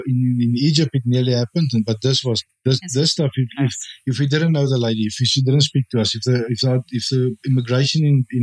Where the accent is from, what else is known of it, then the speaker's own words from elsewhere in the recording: South Africa; moved away; we're from South Africa, but we didn't come from South Africa now.